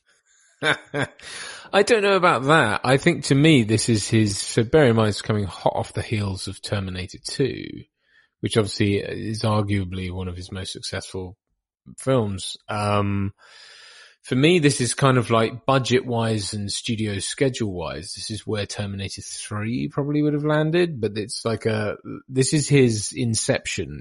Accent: East Anglia, North Norfolk, East of England, United Kingdom; also born or lived in Bahamas / Norwich; I'm from the Bahamas originally, which is weird, um, and moved to grew up around sort of uh, East Anglia in the UK

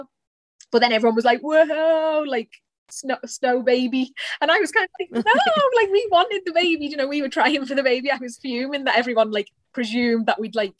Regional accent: a little town outside of Liverpool, North West England, United Kingdom; now in Ireland; I am, probably by the accent you can tell, I am from England. A little town outside of Liverpool. My mum lives now, and that's where I grew up

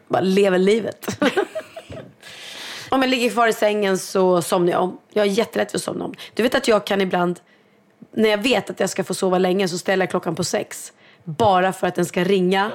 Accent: Sweden; som svensk

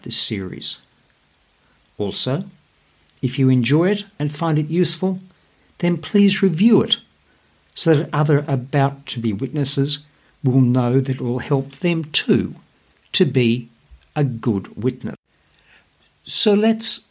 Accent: Australia; accent: Aussie; my Aussie accent

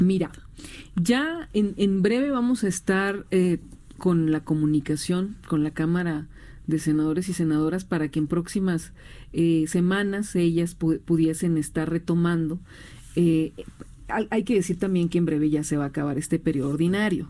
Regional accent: Hermosillo, Sonora, Mexico; yo soy de Hermosillo

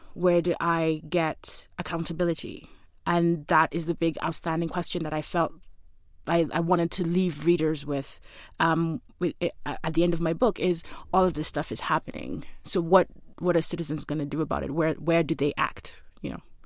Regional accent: Kenya; as a Kenyan citizen

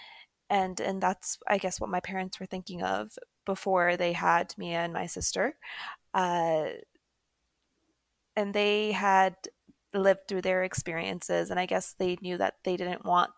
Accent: Toronto, Ontario, Canada; I am from Canada, actually. So from Toronto, born and raised in Toronto

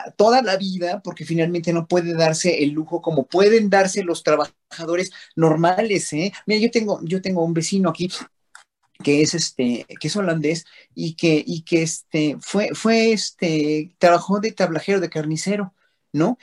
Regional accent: Mexico; sentirnos unidos como pueblo mexicano

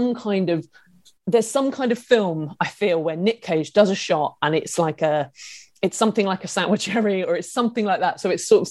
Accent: Isle of Wight, South East England, United Kingdom; I'm from the Isle of Wight

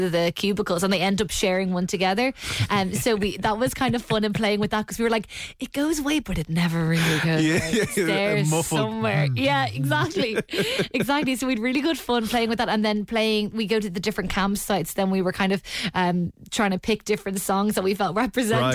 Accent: Dublin, Leinster, Ireland

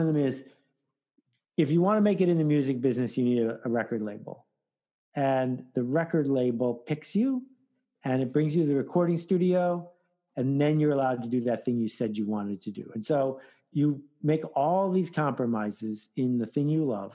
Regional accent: Williamsville, New York, United States; I'm from Williamsville, Amherst.

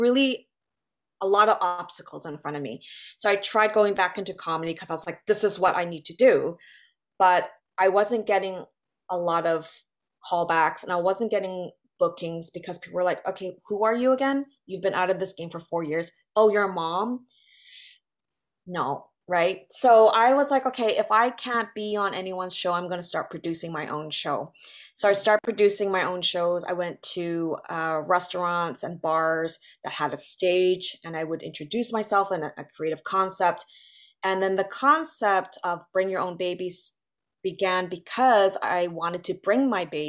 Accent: West Coast, United States; now in New York, United States; I love California, and I'm originally from the West Coast

